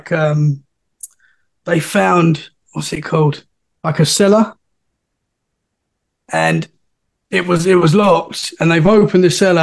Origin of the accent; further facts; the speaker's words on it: Essex, East of England, United Kingdom; moved away as an adult; now in Dorset, United Kingdom; I'm from Essex, which is right next to London. And I've recently moved to Dorset, which is about 2 hours from London